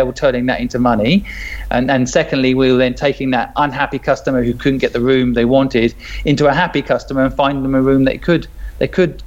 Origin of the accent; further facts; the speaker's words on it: a small town in England, United Kingdom; moved away as an adult; also born or lived in Hong Kong; I grew up in Sydney. It's a small town in England.